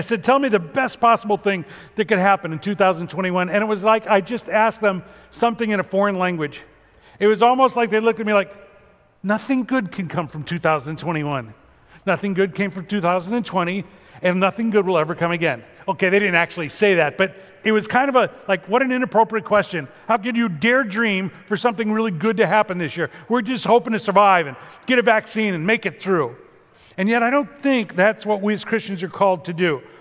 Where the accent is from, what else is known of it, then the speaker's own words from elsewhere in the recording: Chicago, Illinois, United States; moved away; growing up in Chicago